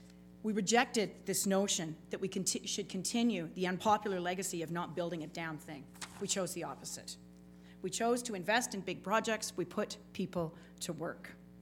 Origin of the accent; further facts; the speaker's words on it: Lethbridge, Alberta, Canada; nobody leaves a meeting with either of us not remembering that we are from Lethbridge and we are there to represent Lethbridge.